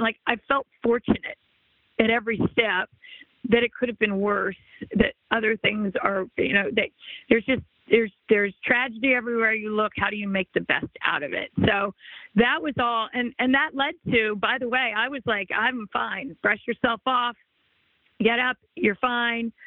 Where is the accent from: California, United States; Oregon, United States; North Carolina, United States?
California, United States; Los Angeles; I grew up in the Los Angeles area